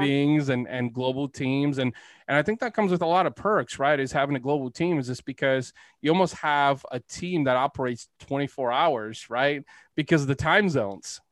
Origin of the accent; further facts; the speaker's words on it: Bulgaria; moved away; I'm Eastern European. I was born in Bulgaria, actually.